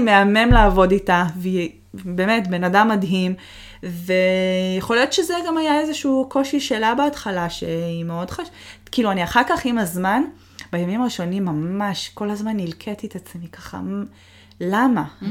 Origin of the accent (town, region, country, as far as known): Israel; moved away as an adult; also born or lived in Boston, United States / Seattle, United States / Toronto, Canada; now in United States